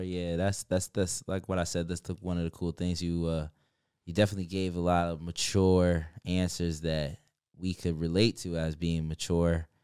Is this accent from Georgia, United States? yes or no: no; New York, United States; moved away; I'm also from New York.